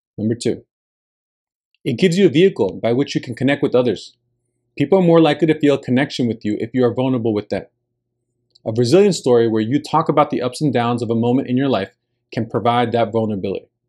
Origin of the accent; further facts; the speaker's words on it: New Jersey, United States; first language Spanish; English is a second language; moved away as an adult; I had rarely traveled out of my home state of New Jersey